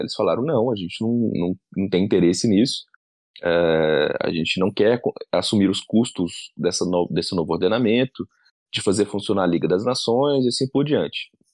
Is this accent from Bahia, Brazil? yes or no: no; Divinópolis, Minas Gerais, Brazil; moved away as an adult; also born or lived in Belo Horizonte; eu sou do interior de Minas, de uma cidade que chama Divinópolis